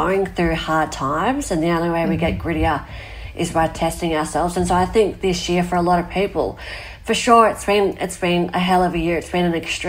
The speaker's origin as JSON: {"language": "English", "country": "Australia", "tie": "born or raised there", "said": "my hometown where I live was surrounded by fire"}